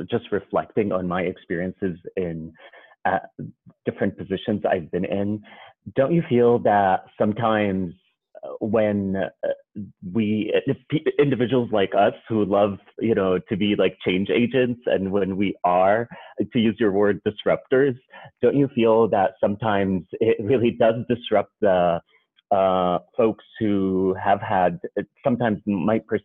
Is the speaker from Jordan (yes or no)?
yes; Jordan; moved away as an adult; now in United States; And I'm originally from Jordan, and I moved to the United States 12 years ago as an international student.